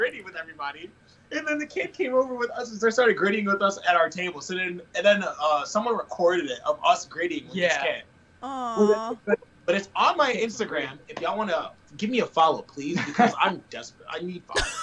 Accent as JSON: {"language": "English", "town": "Syracuse", "region": "New York", "country": "United States", "said": "We're from Syracuse, New York"}